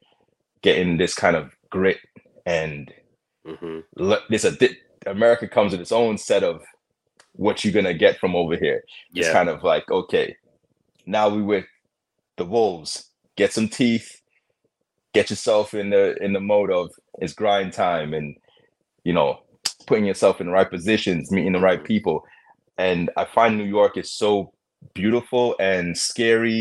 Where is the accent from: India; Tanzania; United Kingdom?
United Kingdom; London; now in United States; I grew up in London, and all my friends were from all aspects of different countries